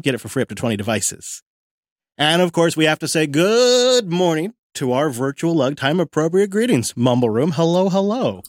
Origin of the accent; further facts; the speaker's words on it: Mount Vernon, Washington, United States; my hometown of Mount Vernon